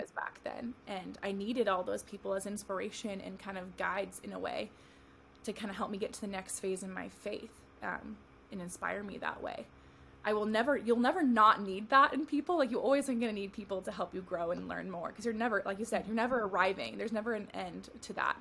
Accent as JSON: {"language": "English", "region": "California", "country": "United States", "tie": "born or raised there", "also_born_or_lived": "Tennessee / Arizona", "moved": "as an adult", "lives_now": "Phoenix, United States", "said": "I moved from my home of California to Tennessee after I graduated college"}